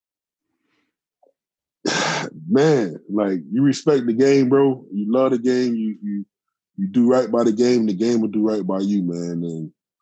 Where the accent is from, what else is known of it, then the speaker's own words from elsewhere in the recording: Miami, Florida, United States; now in Tampa, United States; I never knew a white person when I was growing up in Miami, ever.